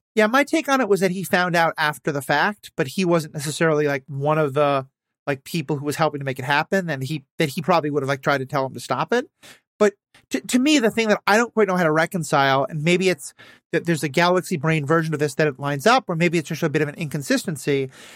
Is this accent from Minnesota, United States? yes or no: yes; Minnesota, United States; as a Minnesotan